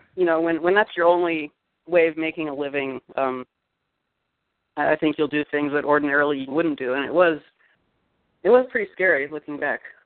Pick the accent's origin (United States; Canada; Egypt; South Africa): United States; Eugene, Oregon; Eugene, Oregon, little university town.